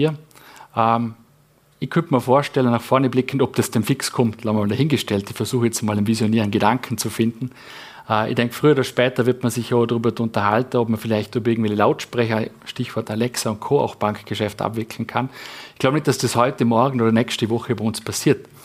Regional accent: Vorarlberg, Austria; wo wir es als Vorarlberger einfach ja, drauf hinstellen

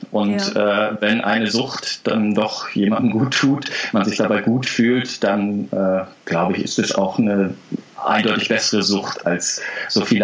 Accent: East Germany, Germany; Äh, bin ich ja in der DDR groß geworden. Von daher ist es mit dem Plattenkauf etwas schwieriger gewesen.

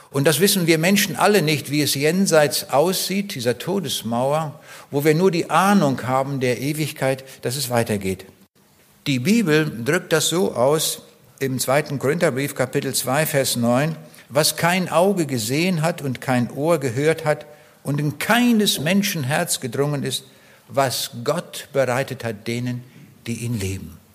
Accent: East Prussia, Germany; Ich bin auch in Ostpreußen geboren, 1937. Dort im äußersten Osten von dieser Provinz, die früher zu Deutschland gehörte, war Teil des Deutschen Reiches. Und ich komme aus einem ganz kleinen Dorf

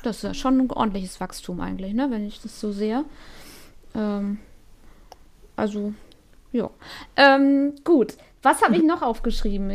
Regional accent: North Rhine-Westphalia, Germany; ich komme ja aus Nordrhein-Westfalen

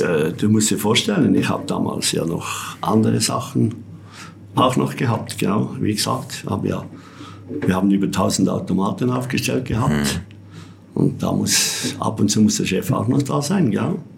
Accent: Entlebuch, Lucerne, Switzerland; Ich bin ja in Entlebuch geboren, da haben wir ja keinen See

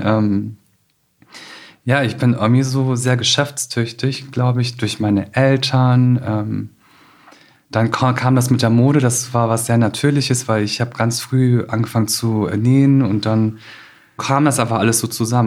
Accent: Osterwald, Lower Saxony, Germany; ich bin wirklich in Osterwald aufgewachsen

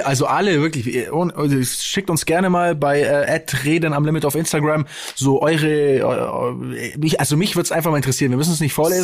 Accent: Stuttgart, Baden-Württemberg, Germany; bei uns in Stuttgart

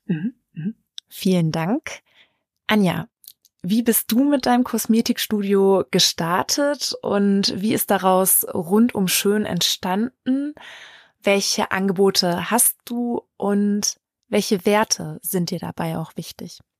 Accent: Lichtenau, North Rhine-Westphalia, Germany; moved away; aus Lichtenau in Westfalen, meiner alten Heimat

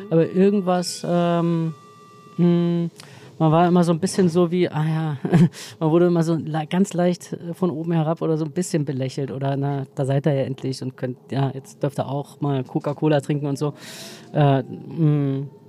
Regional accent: East Germany, Germany; Ja, also ich, äh, ja, ich bin Ossi, glaube ich, und ähm, reflektiere eigentlich auch immer mehr darüber, wie sehr mich das geprägt hat

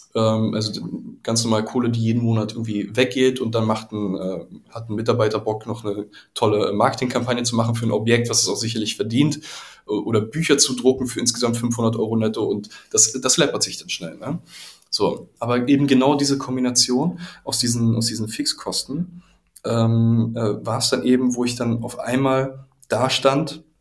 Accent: Berlin, Germany; Ich komme ja selbst auch aus Pankow

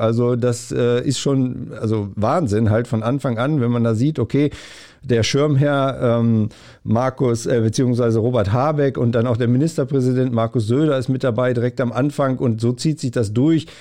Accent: north-central Germany, Germany; Ich komme so auch aus Nordmitteldeutschland

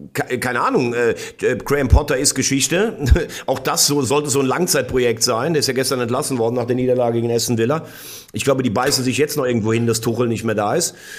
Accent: Bell, Rhineland-Palatinate, Germany; mein, mein Heimatort heißt Bell

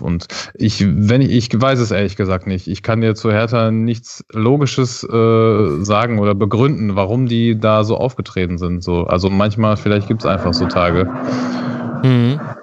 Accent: Dortmund, North Rhine-Westphalia, Germany; moved away as an adult; now in Düsseldorf, Germany; wohne ich äh, ja auch in Düsseldorf als eigentlich gebürtiger Dortmunder jetzt schon seit ein paar Jahren

